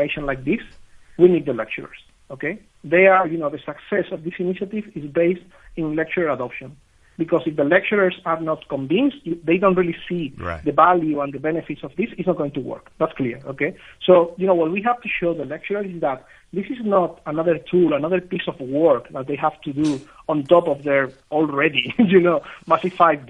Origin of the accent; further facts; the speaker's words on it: Spain; I'm from Spain